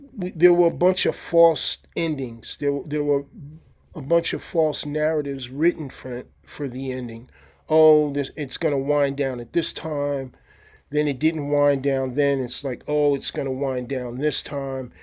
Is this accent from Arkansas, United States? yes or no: no; New York, United States; moved away as an adult; now in Santa Barbara, United States; I'm from New York originally